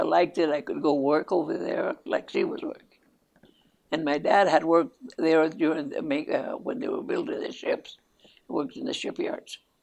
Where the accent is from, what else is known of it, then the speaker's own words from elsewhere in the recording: Peralta, New Mexico, United States; first language Spanish; English is a second language; also born or lived in Estancia, New Mexico / Los Lunas, New Mexico / Chama, New Mexico; I was born right here, right here, right just outside of Albuquerque, mm-hmm. about 15 miles from Albuquerque, and even a little town. It's still a village. It's incorporated. The name of it is Peralta, New Mexico